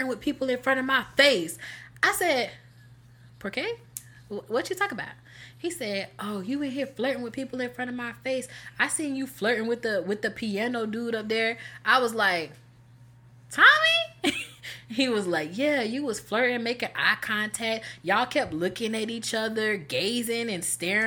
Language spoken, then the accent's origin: English; North Carolina, United States; moved away; He was from my hometown, North Carolina